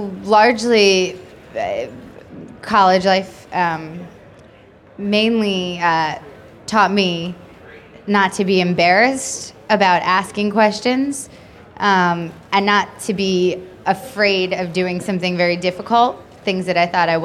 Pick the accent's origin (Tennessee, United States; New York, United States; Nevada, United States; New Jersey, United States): New York, United States; Long Island; I'm not really a New Yorker, I'm from Long Island